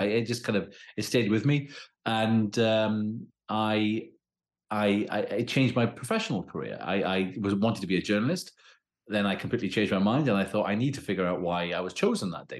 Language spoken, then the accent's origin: English; Wales, United Kingdom